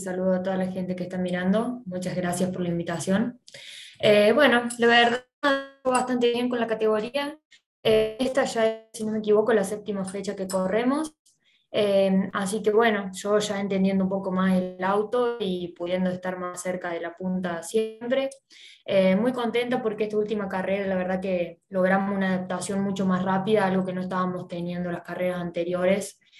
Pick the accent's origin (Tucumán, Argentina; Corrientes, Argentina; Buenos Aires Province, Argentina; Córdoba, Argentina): Córdoba, Argentina; Del Campillo; moved away as an adult; el pueblo del que yo soy, del Campillo